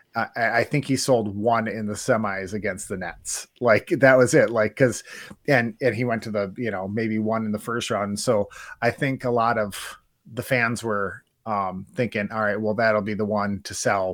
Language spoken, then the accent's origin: English; Wisconsin, United States; we're from Wisconsin